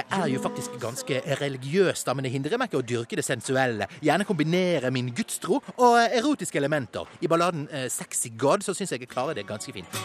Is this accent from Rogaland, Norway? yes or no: no; Bergen, Vestland, Norway; Jeg er 24 år, jeg er fra Bergen og er halvt norsk og halvt eh, marokkansk.